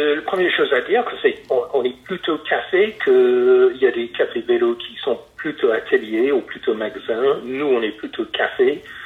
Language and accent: French; Reading, South East England, United Kingdom; accent: British; French is a second language; moved away as an adult; also born or lived in Paris / Nièvre; now in Nevers, France; je suis de Reading en Angleterre à la base